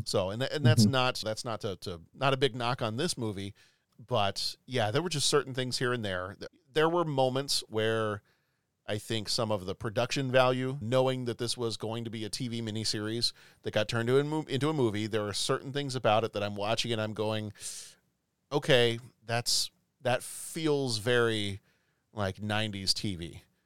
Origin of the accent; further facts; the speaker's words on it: the South, United States; growing up in the South